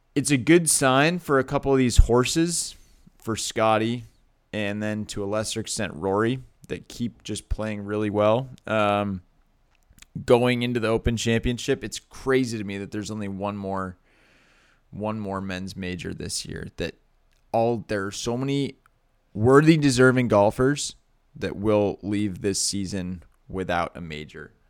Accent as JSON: {"language": "English", "region": "Massachusetts", "country": "United States", "tie": "born or raised there", "said": "I grew up in Massachusetts"}